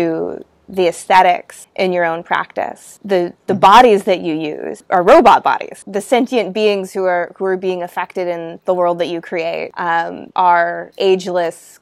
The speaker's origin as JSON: {"language": "English", "country": "United States", "tie": "born or raised there", "moved": "yes", "lives_now": "Sydney, Australia", "said": "I was born there"}